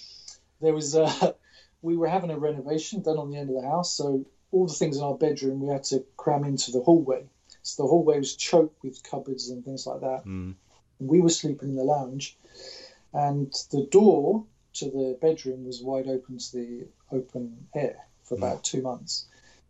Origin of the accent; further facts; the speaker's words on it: Germany; Because I grew up in Germany.